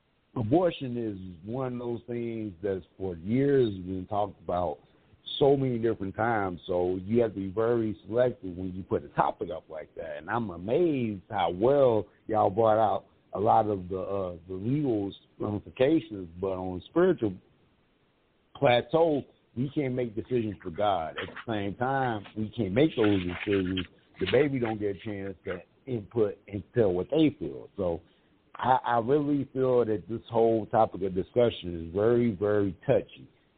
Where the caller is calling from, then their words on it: Mesa, Arizona, United States; CEO. I'm calling from Sunny Mesa, Arizona.